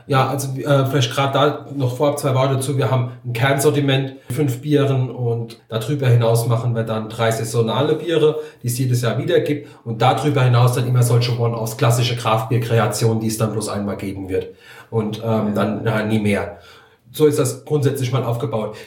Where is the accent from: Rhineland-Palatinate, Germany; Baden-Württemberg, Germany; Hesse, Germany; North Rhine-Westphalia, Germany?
Rhineland-Palatinate, Germany; Sausenheim; also born or lived in Moselle; der Standort hier, ist auch das ehemalige Weingut meiner Eltern. Ich bin die fünfte Generation hier auf dem Hof